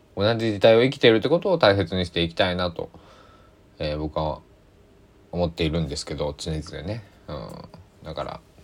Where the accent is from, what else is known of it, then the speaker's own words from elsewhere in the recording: Japan; also born or lived in Takamatsu, Kagawa; 僕は日本に生まれて日本で育って日本語をしゃべりそして今も日本に住んでいる